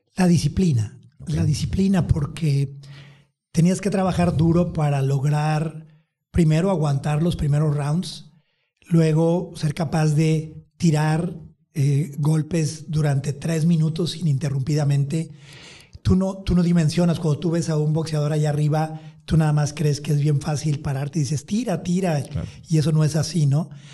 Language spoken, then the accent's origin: Spanish; Empalme, Sonora, Mexico; moved away; also born or lived in Tijuana / California; mis raíces, este, el lugar de donde vengo